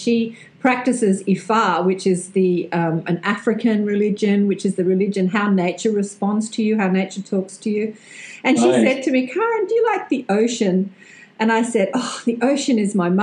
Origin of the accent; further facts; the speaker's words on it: Australia; accent: Australian; my Australian accent